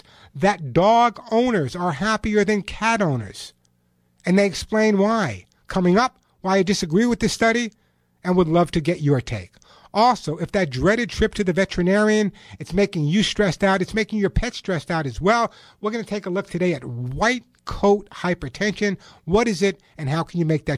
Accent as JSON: {"language": "English", "region": "California", "country": "United States", "said": "my home state of California"}